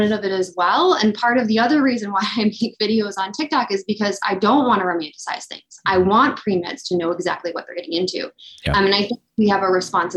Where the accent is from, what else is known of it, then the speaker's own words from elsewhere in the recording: Illinois, United States; I am from Illinois